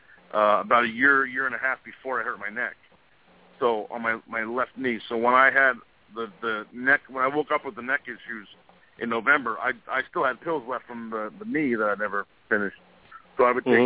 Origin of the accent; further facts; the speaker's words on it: New Jersey, United States; I'm just some kid from New Jersey.